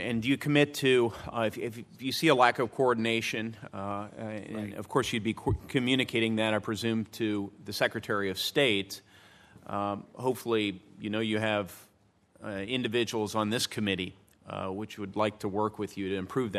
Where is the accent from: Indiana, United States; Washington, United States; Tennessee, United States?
Indiana, United States; including in my home state of Indiana.